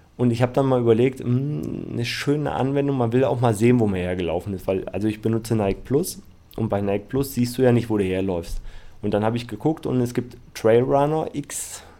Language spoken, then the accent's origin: German; Düsseldorf, North Rhine-Westphalia, Germany; aus meiner Heimat, also in Düsseldorf